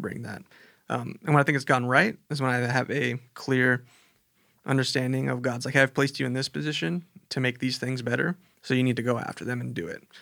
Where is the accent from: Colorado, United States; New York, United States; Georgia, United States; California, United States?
California, United States; Chula Vista; also born or lived in Texas / El Cajon; I was born in Texas, moved here when I was little, and I grew up down in Chula Vista